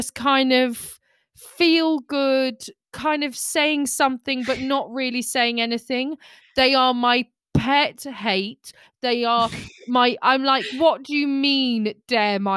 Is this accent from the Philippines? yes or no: no; England, United Kingdom; I'm very English